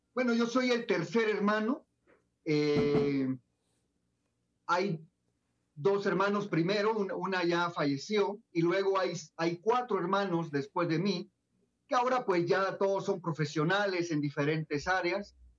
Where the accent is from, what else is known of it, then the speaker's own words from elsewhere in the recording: Pocrí, Los Santos, Panama; moved away as an adult; now in Guatemala; Yo soy panameño, nací en un pueblito en Panamá llamado Pocri, muy cerca de la playa. Eh, ahí viví hasta los 18 años